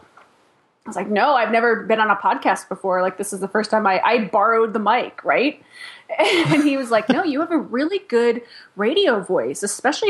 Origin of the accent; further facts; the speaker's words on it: Chicago, Illinois, United States; I'm from Chicago